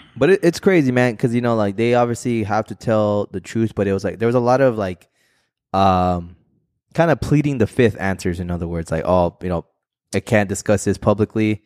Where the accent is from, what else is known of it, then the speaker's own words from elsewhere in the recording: Arizona, United States; We're just from Arizona